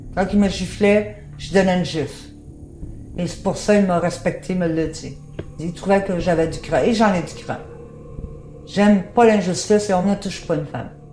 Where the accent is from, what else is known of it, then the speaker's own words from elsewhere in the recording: Canada; moved away; also born or lived in France; J'ai rentré au Canada, je suis partie de France